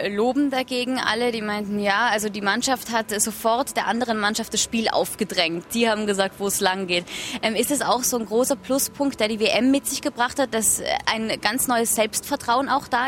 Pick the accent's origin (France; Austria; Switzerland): Austria; Tyrol; Also ich komme ja aus Tirol, äh, kennen Sie ja auch ganz gut äh, aus äh, der Vergangenheit.